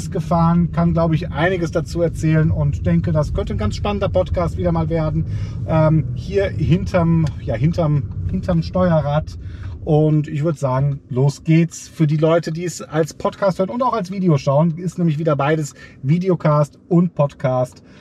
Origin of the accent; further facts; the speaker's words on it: Mettmann, North Rhine-Westphalia, Germany; deswegen bin ich jetzt quasi auf dem Weg zurück in meine Heimat hier ähm, von Mettmann.